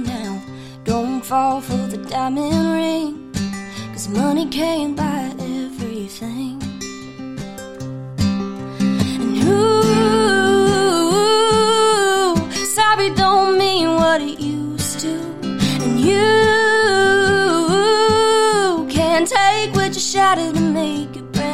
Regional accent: Nashville, Tennessee, United States; being a Nashville native in Texas. I was born here in Nashville

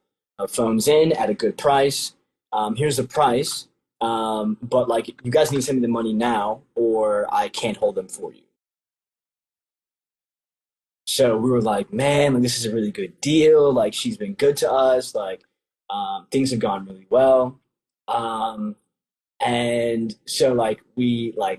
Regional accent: Nigeria; I'm a Nigerian, and the tribe specifically

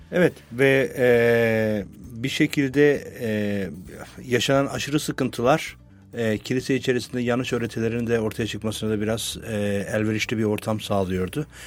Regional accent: Adana, Turkey; moved away; ben Adanalıyım aslen.

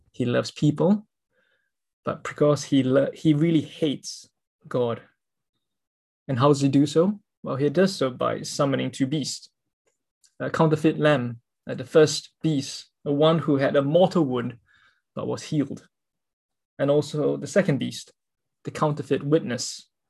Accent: Singapore; I'm a Singaporean

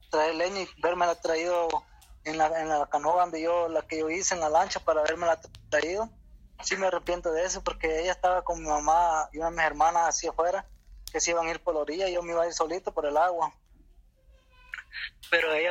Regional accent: Guatemala; now in El Salvador; De Guatemala.

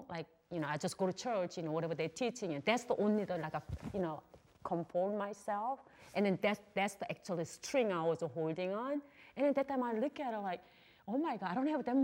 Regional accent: South Korea; English is a second language; moved away as an adult; also born or lived in Texas

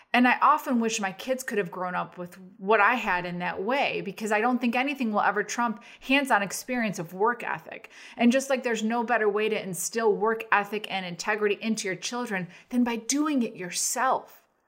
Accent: Arlington Heights, Illinois, United States; we grew up in Arlington Heights

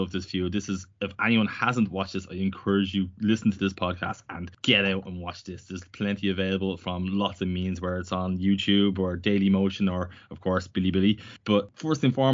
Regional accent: Ireland; as an Irish fan

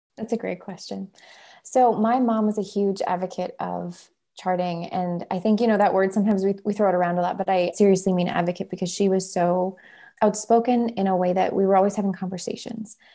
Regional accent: Minnesota, United States; We're from Minnesota

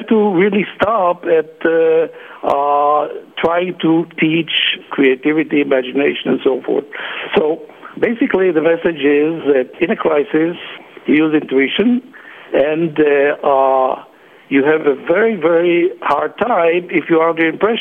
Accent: Israel; also born or lived in Netherlands / Berkeley, United States; I was born in Holland and was what is called a Holocaust child. I learned a lot from survival in Holland about survival. Then I came to Israel when I was in my about 10 years old

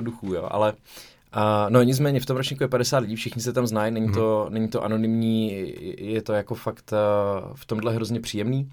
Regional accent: Zlín, Zlín Region, Czechia; já jsem ze Zlína rodák

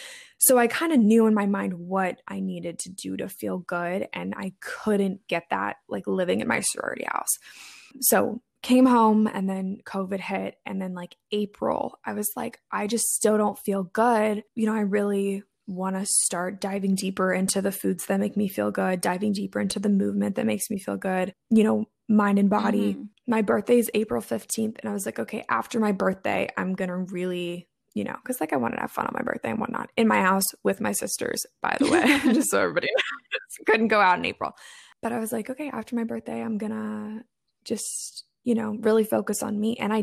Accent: East Coast, United States; I went to college in the Midwest. I'm from the East Coast of the States.

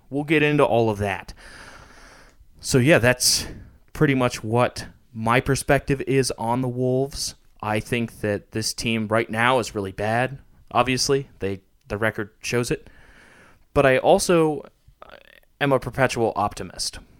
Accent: Montana, United States; I was born in Montana.

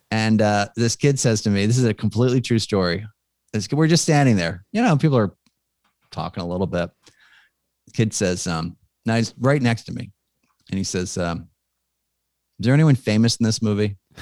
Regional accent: Philadelphia, Pennsylvania, United States; I'm from Philly

